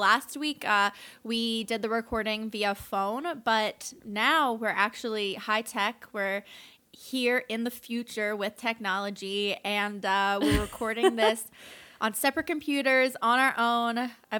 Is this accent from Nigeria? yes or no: no; Canada; we're Canadian and we use metric